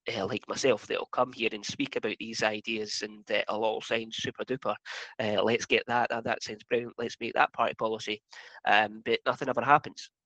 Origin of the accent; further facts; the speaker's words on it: Highlands and Islands, Scotland, United Kingdom; I'm from the Highlands and Islands